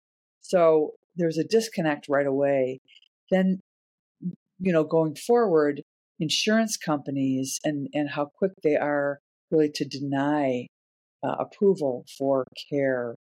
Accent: Chicago, Illinois, United States; I grew up in Chicago as the 4th kid in a family of 8 kids

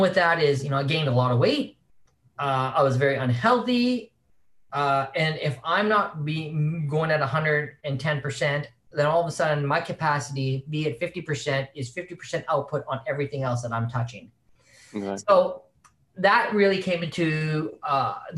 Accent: Saskatchewan, Canada; moved away as an adult; also born or lived in San Francisco; I'm originally born and raised in Saskatchewan

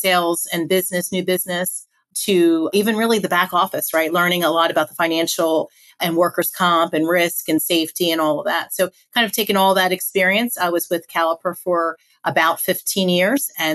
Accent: Philadelphia, Pennsylvania, United States; moved away as an adult; also born or lived in Virginia; I was living, born and raised in Philadelphia, moved down to Virginia

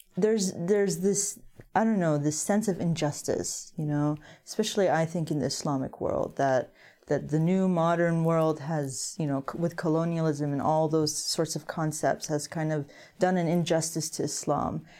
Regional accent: United States

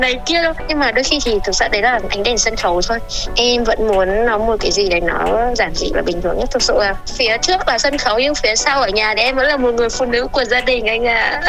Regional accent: Vietnam; mình là người Việt Nam

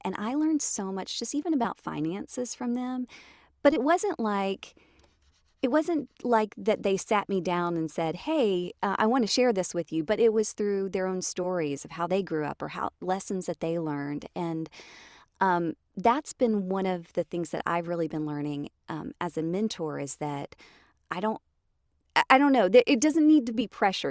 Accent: Jonesboro, Georgia, United States; also born or lived in Riverdale, Georgia / Tennessee; I grew up in Atlanta, or just south of Atlanta. So I was born in Riverdale, and then grew up a l, uh, like, in middle school or so in Jonesboro.

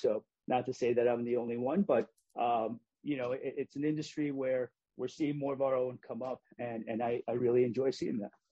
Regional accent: Hartford, Connecticut, United States; I grew up in Hartford.

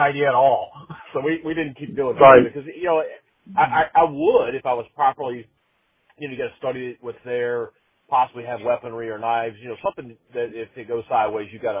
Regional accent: United States; the life that I've lived, you know, as an American, as mostly a suburban / urban American

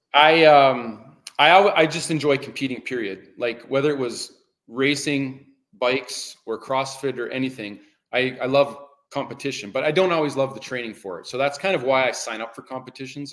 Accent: Canada; I love the change of seasons that we have in Canada

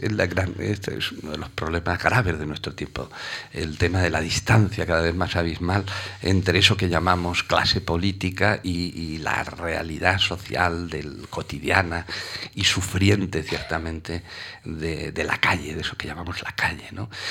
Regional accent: Requena, Valencian Community, Spain; now in Barcelona, Spain; soy nacido en una aldea que se llama, se llama Casas de Eufemia.

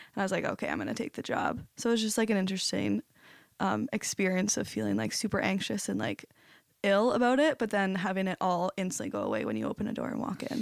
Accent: St. Thomas, Ontario, Canada; moved away as an adult; now in St. Catharines, Canada; I'm from Saint Thomas and just moved here just over two months ago.

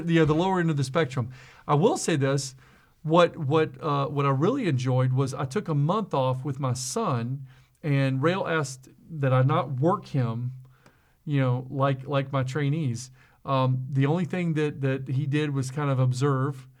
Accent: South Mississippi, United States; I was just some guy from South Mississippi that came to a company in Wisconsin

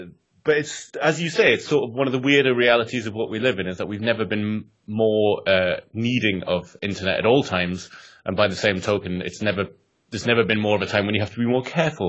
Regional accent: England, United Kingdom; accent: northern English; But the embarrassing thing is my accent will probably get more and more northern as the podcast goes on, because every time I do meet someone from Northern England again, it's like I never left.

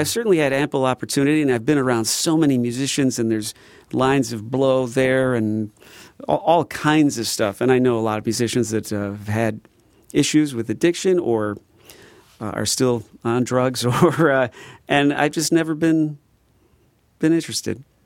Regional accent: Midwest, United States; we're from the Midwest

